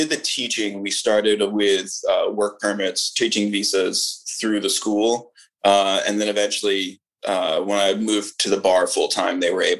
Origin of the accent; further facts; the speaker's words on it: Columbus, Ohio, United States; also born or lived in Alabama / Vietnam; From Columbus, Ohio, born and raised here, grew up here.